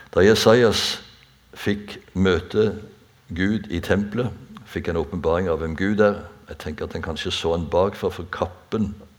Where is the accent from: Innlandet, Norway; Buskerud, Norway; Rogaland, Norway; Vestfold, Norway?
Rogaland, Norway; Bjerkreim; i Bjerkreim der jeg er født og oppvokst